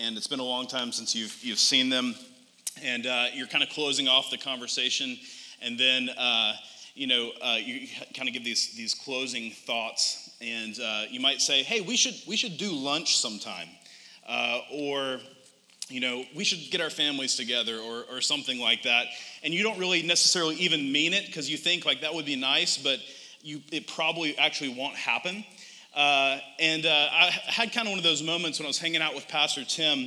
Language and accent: English; United States; as a typical American